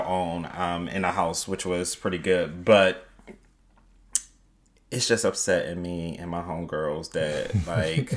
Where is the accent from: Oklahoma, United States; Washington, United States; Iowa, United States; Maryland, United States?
Maryland, United States; Baltimore; I'm from Baltimore